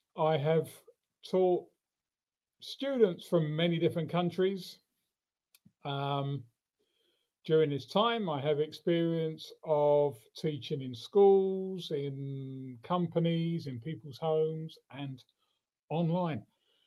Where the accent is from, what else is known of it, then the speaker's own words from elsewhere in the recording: London, United Kingdom; I'm from London.